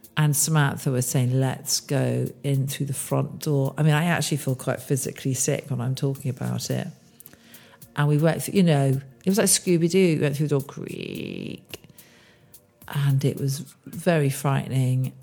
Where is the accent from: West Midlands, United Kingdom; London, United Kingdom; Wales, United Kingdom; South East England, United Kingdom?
South East England, United Kingdom; Bourne End; I grew up in Bournemouth, Buckinghamshire, not far from where I am now